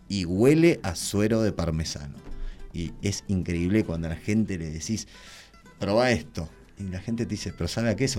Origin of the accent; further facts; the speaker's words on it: Tres Arroyos, Buenos Aires Province, Argentina; moved away as an adult; now in Mendoza, Argentina; yo soy nacido en Tres Arroyos, sur de la provincia de Buenos Aires